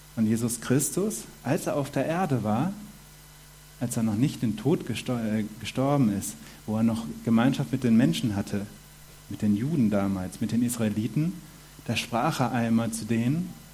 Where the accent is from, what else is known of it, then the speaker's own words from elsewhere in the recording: Germany; moved away as an adult; now in Switzerland; Ich komme aus Deutschland, bin jetzt fünf Jahre in der Schweiz